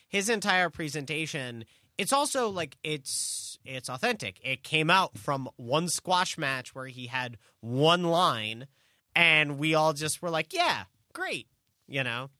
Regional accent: New York, United States; as a New Yorker

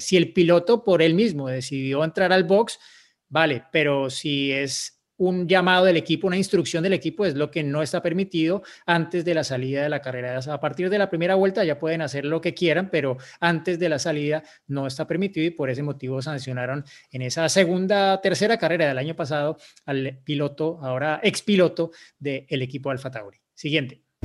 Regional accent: Bogotá, Colombia; Soy de Bogotá, Colombia, igual que Diego

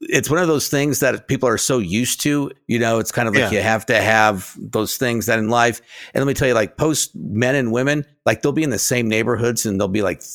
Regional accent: United States

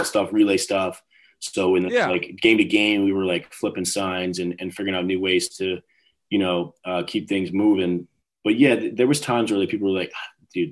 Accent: New York, United States; also born or lived in Brooklyn; I'm from New York

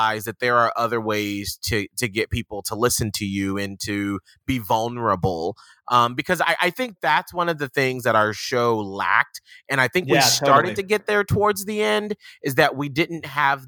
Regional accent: Atlanta, Georgia, United States; a person who was black from Atlanta

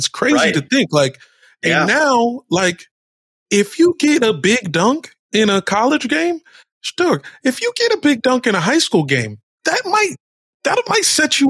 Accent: Virginia, United States; I'm from Virginia.

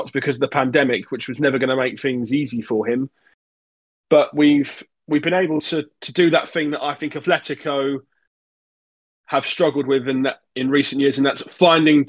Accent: England, United Kingdom; growing up in England, being a fan of the England team

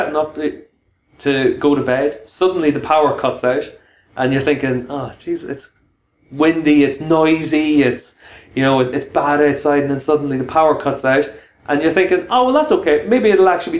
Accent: Ireland; being an Irishman

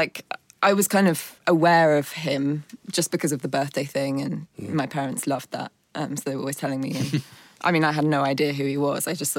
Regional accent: London, United Kingdom; But yeah, born in London. Parents are both … fans.

